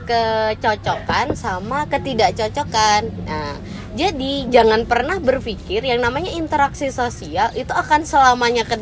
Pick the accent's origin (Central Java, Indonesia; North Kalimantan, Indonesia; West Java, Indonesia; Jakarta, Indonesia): North Kalimantan, Indonesia; Nunukan; kayak yang bikin kita salah satunya cocok Nuzul dari Jember, saya dari Nunukan Kalimantan gitu kan.